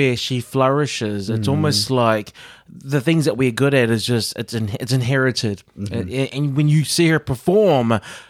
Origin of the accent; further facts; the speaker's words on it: Auckland, New Zealand; I mean, we're both from South Auckland